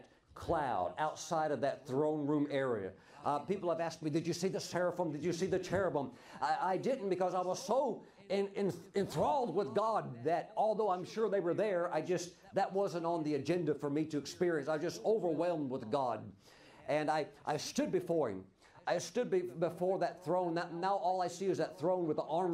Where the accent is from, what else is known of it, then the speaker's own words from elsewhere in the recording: Mississippi, United States; I grew up in Mississippi, the poorest state in the nation